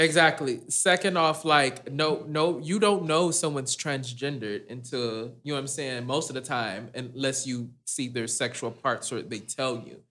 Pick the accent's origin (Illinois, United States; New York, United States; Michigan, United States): Michigan, United States; Detroit; also born or lived in Dearborn, Michigan; now in Texas, United States; I grew up in Detroit.